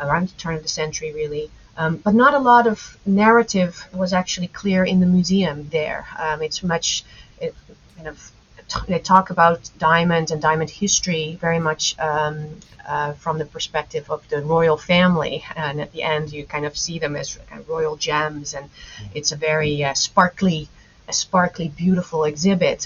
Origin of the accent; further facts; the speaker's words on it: Netherlands; I'm a Dutch native, and so I was born and raised in the Netherlands